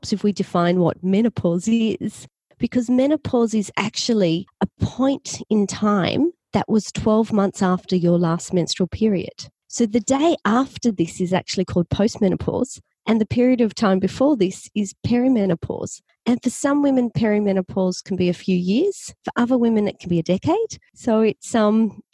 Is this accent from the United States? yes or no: no; Australia; accent: Australian; I'm from Australia. You can probably tell from my accent